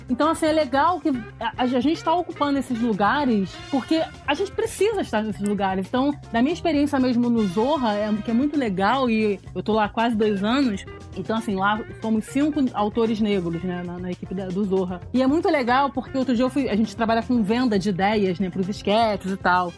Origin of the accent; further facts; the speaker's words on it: Rio de Janeiro, Brazil; eu sou suburbana, então, assim, eu não sou da Zona Sul do Rio de Janeiro